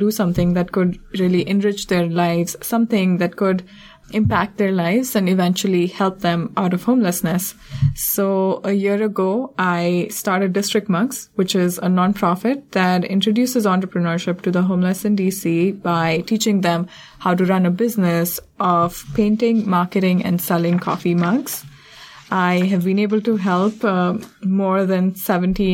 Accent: India; moved away as an adult; also born or lived in Providence, Rhode Island; now in Washington, D.C., United States; I grew up in India in an upper middle class family

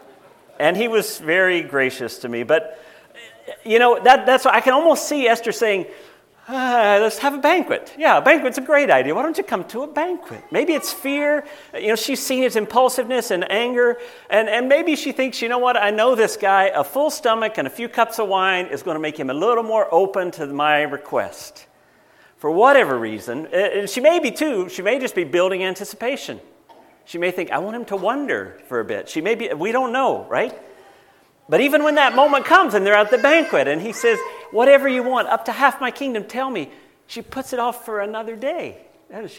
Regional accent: United States; moved away; I'm an American

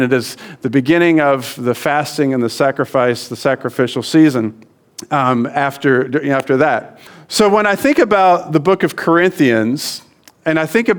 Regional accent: Louisiana, United States; now in Hong Kong; I'm from Louisiana

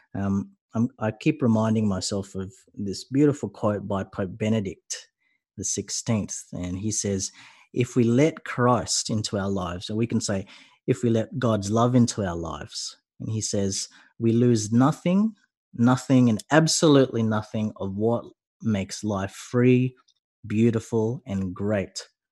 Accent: Sydney, New South Wales, Australia; I'm from Sydney

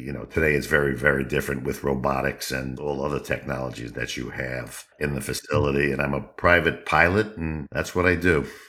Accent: New York, United States; I'm from the Northeast, uh, the States, actually born in New York

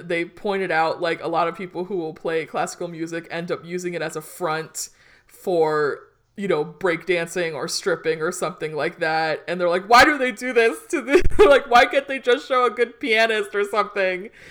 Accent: Hawthorne, California, United States; now in Omaha, United States; our little town of growing up in Hawthorne, California.

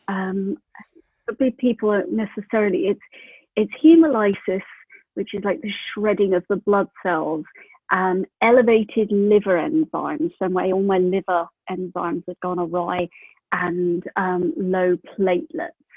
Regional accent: United Kingdom; moved away as an adult; also born or lived in Prague; now in New Zealand; I'm from the UK

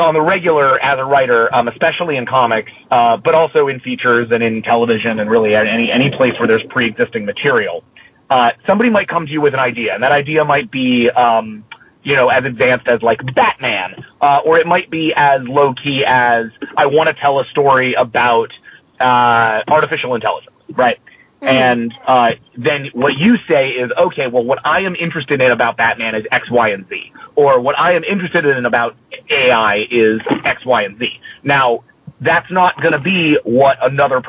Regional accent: Boston, Massachusetts, United States; we were both East Coast kids who were in high school during 9/11. So it was very influenced by our experience having been through, like, we're both from Boston

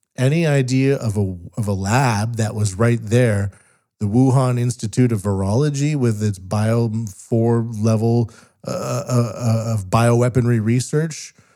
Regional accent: West Coast of Canada, Canada; now in Japan; I'm a Canadian from the West Coast living in Japan

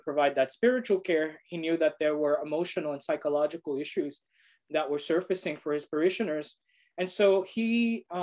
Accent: New York City, New York, United States; I am a native New Yorker. I was born and raised in Brooklyn, but my family, my parents are from Puerto Rico

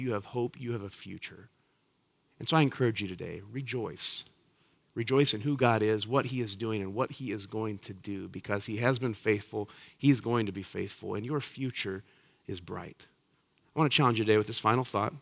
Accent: Elkhart, Indiana, United States; I grew up on the north side of Elkhart.

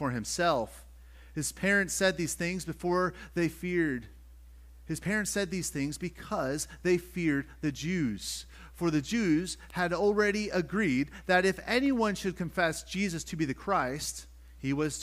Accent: Western Pennsylvania, United States; moved away as an adult; now in Chester County, Pennsylvania, United States; where I grew up in Western PA, I lived in the country

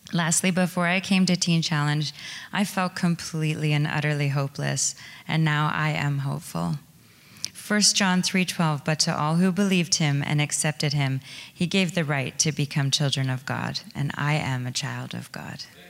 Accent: small towns outside London, Ontario, Canada; I was born in London, Ontario, and I grew up in a small, well, small towns outside of the city

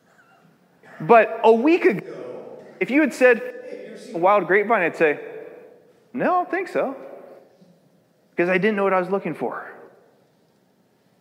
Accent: United States

